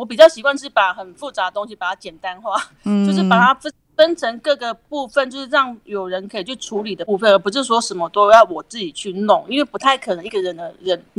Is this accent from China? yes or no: no; Nantou County, Taiwan; 对对对，是我的故乡。